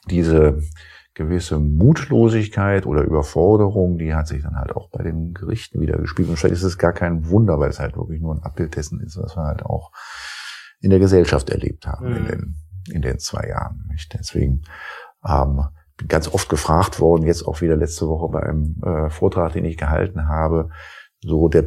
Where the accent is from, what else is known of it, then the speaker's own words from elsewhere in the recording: Rhineland, Germany; als Rheinländer, der ich ja ursprünglich bin, jetzt nicht zur Schwarzseherei neige